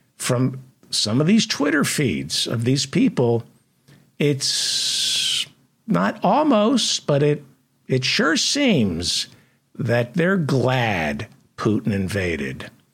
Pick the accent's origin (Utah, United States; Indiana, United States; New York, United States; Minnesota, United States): New York, United States; New York City; I wasn't a black kid growing up in Brooklyn